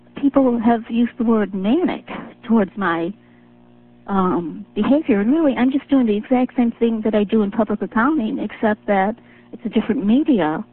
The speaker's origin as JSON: {"language": "English", "town": "Chicago", "region": "Illinois", "country": "United States", "said": "I'm from Chicago, Hillary Clinton's hometown"}